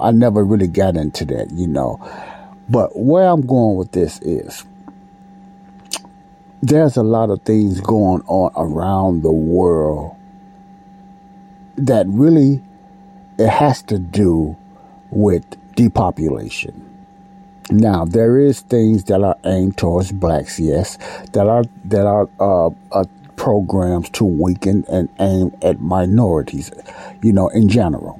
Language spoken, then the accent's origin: English; United States; I'm a black American man. I was born in the United States